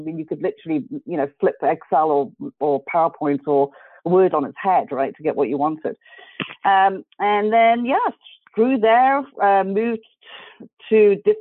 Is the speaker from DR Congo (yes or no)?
no; South Africa; grew up in South Africa